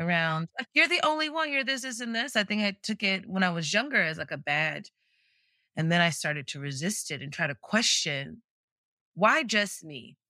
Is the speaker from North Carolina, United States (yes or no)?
yes; Greensboro, North Carolina, United States; moved away as an adult; born and raised in Greensboro, North Carolina